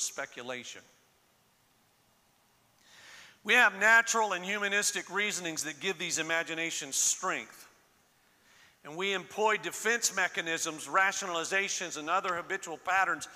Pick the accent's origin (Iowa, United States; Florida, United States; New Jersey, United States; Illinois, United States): Florida, United States; moved away; I was born and raised in Florida. So I was born and raised on the Gulf side